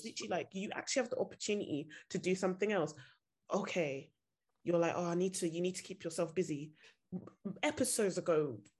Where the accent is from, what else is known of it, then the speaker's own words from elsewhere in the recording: Nigeria; now in United Kingdom; I'm Nigerian